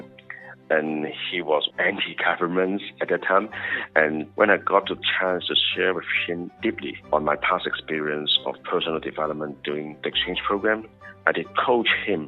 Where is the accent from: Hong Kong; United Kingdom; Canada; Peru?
Hong Kong; first language Cantonese; English is a second language; I was born and raised in Hong Kong